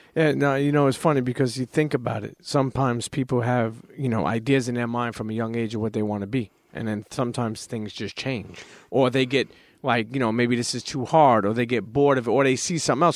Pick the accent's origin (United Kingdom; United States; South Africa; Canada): United States; New York City, New York; I'm a Brooklyn kid